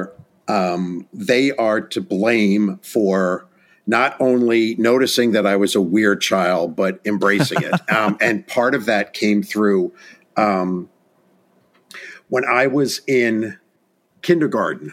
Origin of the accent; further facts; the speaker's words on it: Orange County, Hudson Valley, New York, United States; I was born and raised in Orange County, New York, in the Hudson Valley